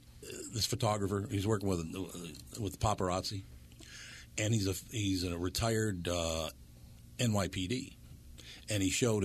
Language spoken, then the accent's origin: English; Minneapolis, Minnesota, United States; because I grew up in North Minneapolis, around a bunch of different people, different cultures